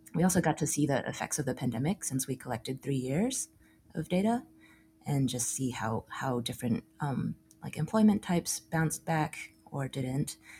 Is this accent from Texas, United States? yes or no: yes; Austin, Texas, United States; also born or lived in Chicago; now in Brooklyn, United States; born and raised in Austin